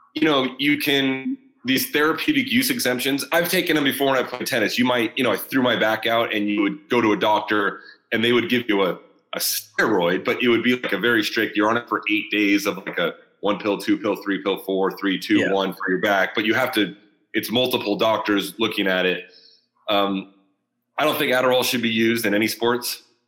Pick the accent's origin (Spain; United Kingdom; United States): United States; Southern California; near my hometown. So, or in Southern California